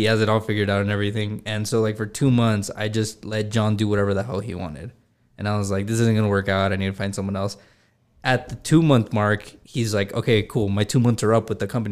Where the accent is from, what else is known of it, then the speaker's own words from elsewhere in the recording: California, United States; now in El Paso, United States; I'm from California originally